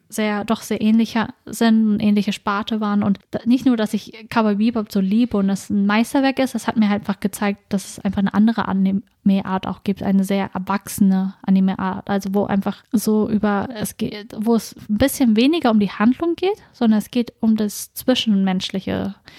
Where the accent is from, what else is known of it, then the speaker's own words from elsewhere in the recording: Norden, Lower Saxony, Germany; ich komme aus Norden, mhm. einer kleinen Stadt in Ostfriesland